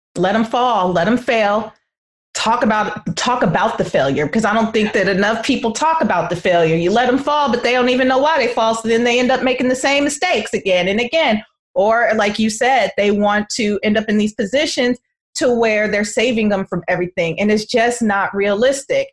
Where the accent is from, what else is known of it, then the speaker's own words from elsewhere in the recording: Oakland, California, United States; I lived across the bay. I still live across the bay in Oakland